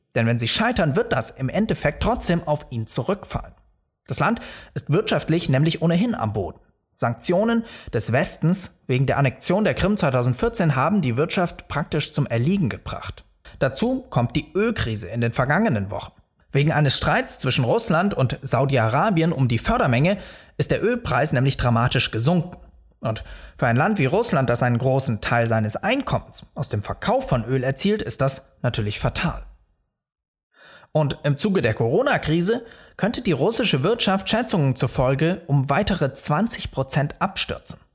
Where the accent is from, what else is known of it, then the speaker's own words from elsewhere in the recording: Germany; bei uns in Deutschland